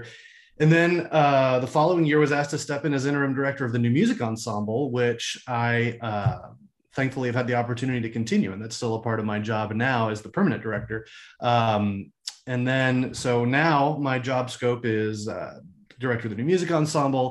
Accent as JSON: {"language": "English", "area": "Washington, D.C. area", "region": "Northern Virginia", "country": "United States", "tie": "born or raised there", "also_born_or_lived": "Florida", "moved": "as an adult", "lives_now": "Austin, United States", "said": "I grew up in the Washington, D.C. area, Northern Virginia"}